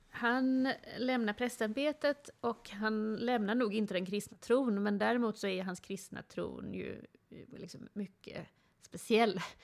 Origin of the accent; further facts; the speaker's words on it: Gothenburg, Västra Götaland, Sweden; Jag växte upp i Göteborg.